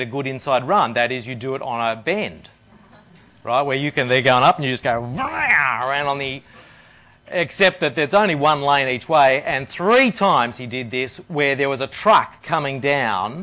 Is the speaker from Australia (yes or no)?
yes; Australia; moved away as an adult; also born or lived in India; I'm an Australian